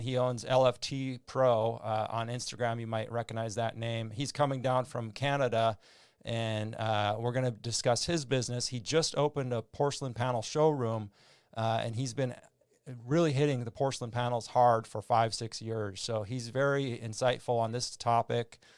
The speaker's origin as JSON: {"language": "English", "area": "Red River Valley", "region": "Minnesota side", "country": "United States", "tie": "born or raised there", "also_born_or_lived": "North Dakota / California", "moved": "yes", "said": "I was born in, in the Red River Valley on the Minnesota side, so it was just a river separating the, the towns"}